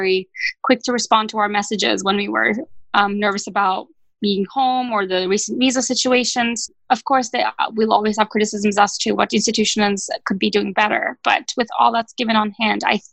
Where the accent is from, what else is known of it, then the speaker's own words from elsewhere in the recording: Turkey; moved away as an adult; also born or lived in Ithaca, New York; my home country in Turkey